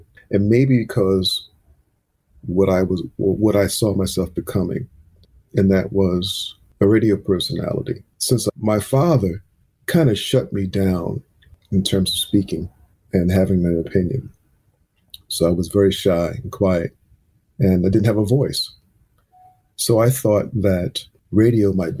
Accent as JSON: {"language": "English", "town": "East Orange", "region": "New Jersey", "country": "United States", "tie": "born or raised there", "said": "Growing up in East Orange, New Jersey"}